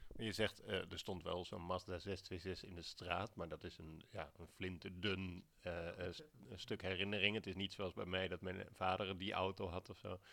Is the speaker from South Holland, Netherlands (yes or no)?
yes; Alphen aan den Rijn, South Holland, Netherlands; ik ben opgegroeid in Al van den Rijn